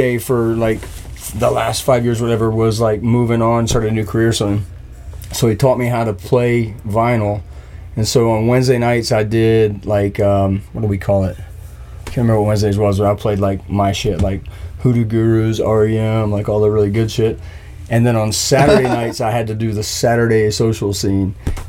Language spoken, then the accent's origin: English; Myrtle Beach, South Carolina, United States; Myrtle Beach.